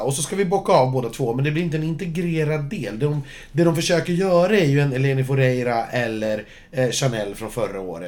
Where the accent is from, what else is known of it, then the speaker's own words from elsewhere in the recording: Sweden; jag som svensk